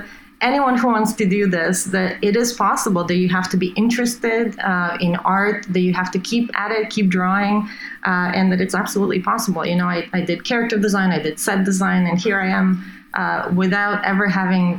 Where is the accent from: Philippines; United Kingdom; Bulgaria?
Bulgaria; moved away; also born or lived in Italy; I come from Bulgaria, Eastern Europe